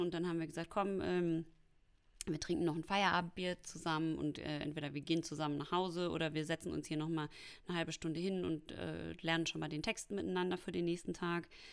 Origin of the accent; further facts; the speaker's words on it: Hamm, North Rhine-Westphalia, Germany; moved away as an adult; also born or lived in Munich; now in Berlin, Germany; ich komme ja aus dem Ruhrpott